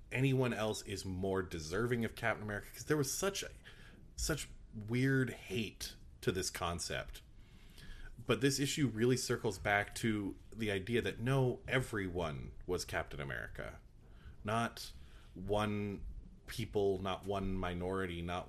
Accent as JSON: {"language": "English", "country": "Canada", "said": "I'm Canadian"}